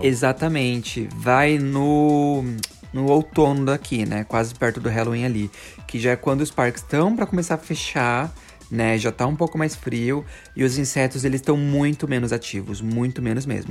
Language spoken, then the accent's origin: Portuguese; Brazil; moved away; A gente vem do Brasil